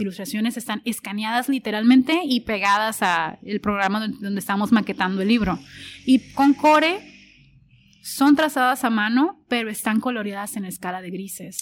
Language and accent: Spanish; Tijuana, Baja California, Mexico; yo soy orgullosamente tijuanense